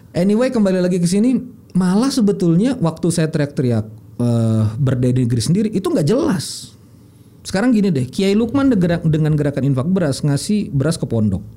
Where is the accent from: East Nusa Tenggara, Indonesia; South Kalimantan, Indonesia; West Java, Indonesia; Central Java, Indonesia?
South Kalimantan, Indonesia; Banjar; saya orang Banjar